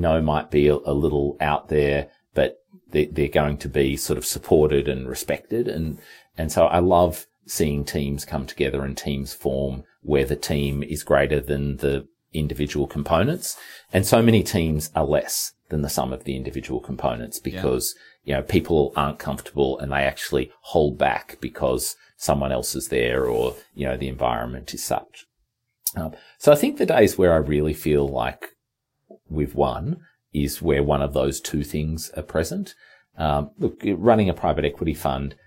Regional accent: Marysville, Victoria, Australia; also born or lived in Melbourne, Australia / Drouin, Australia; We moved from Marysville to Melbourne when I was starting year 10

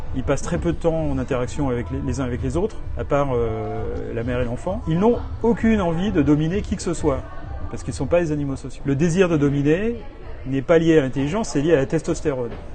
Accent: France; moved away as an adult; now in New York, United States

